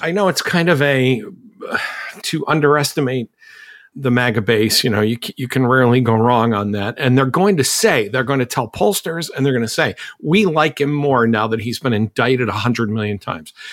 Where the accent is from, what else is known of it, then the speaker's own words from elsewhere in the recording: Massachusetts, United States; I'm from Massachusetts